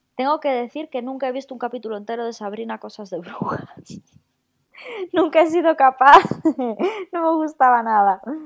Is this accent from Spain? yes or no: yes; Galicia, Spain; moved away; somos cuatro gallegos